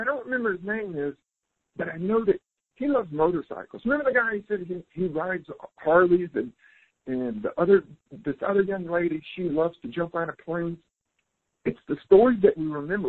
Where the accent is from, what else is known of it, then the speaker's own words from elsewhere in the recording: South Carolina, United States; also born or lived in California; now in Costa Rica; I'm originally from South Carolina